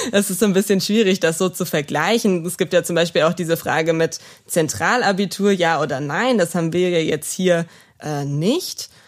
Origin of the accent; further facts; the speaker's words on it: Neuwied, Rhineland-Palatinate, Germany; wo ich noch eine schnelle Anbindung an meine Heimat habe, weil ich ähm, wirklich mich hier wohlfühle und auch die Kontakte, die ich hier habe in Neuwied